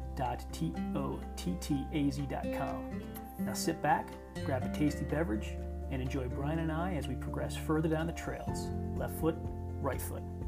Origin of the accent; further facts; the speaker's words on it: Clarks Summit, Pennsylvania, United States; where we grew up in Northeastern Pennsylvania outside of Scranton, PA, Clark Summit area.